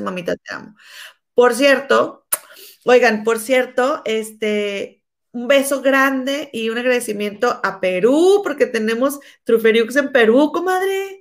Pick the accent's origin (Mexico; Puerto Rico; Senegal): Mexico; moved away; yo soy mexicana